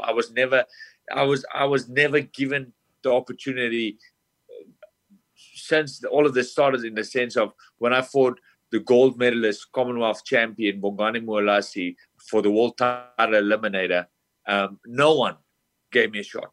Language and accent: English; South Africa; moved away as an adult; now in United States; I'm from South Africa, a small town. I came over to America with no family, no friends, no one